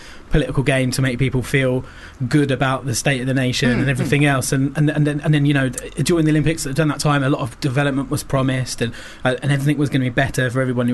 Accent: Wembley, London, United Kingdom; I'm from Wembley. I've always lived in Wembley all my life

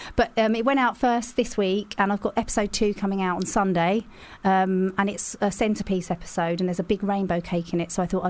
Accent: Leigh-on-Sea, East of England, United Kingdom; accent: Essex; I'm from Leigh-on-Sea in Essex.

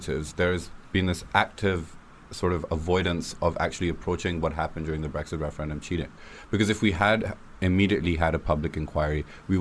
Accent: Karachi, Sindh, Pakistan; now in United Kingdom; I grew up in Karachi, Pakistan.

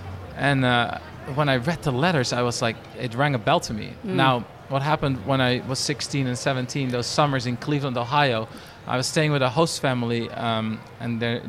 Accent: Netherlands; I was born and raised in Holland. Very loving family that I come from.

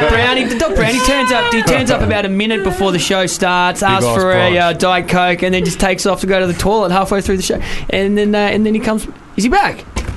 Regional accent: London, United Kingdom; No, my hometown's London, Bow, mate. E3.

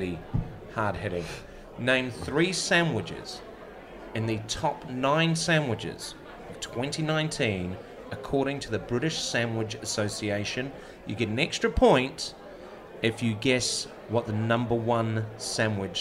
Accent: New Zealand; accent: Kiwi; moved away; my Kiwi accent

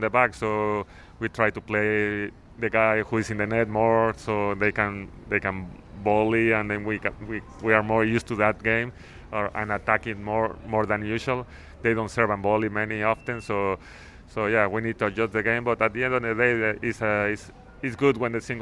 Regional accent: Mexico; I'm from Mexico

